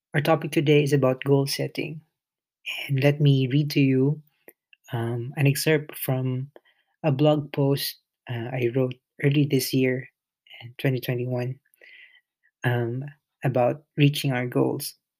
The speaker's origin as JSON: {"language": "English", "region": "Bicol Region", "country": "Philippines", "tie": "born or raised there", "first_language": "Filipino", "second_language": "English", "moved": "as an adult", "lives_now": "United Kingdom", "said": "I grew up in the Philippines"}